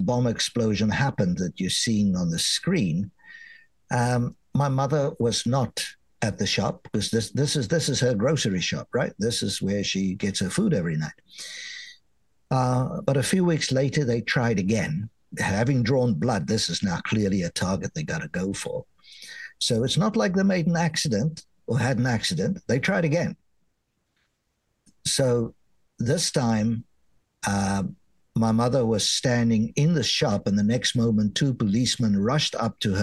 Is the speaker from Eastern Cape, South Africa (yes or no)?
yes; Port Elizabeth, Eastern Cape, South Africa; now in United States; my hometown of Port Elizabeth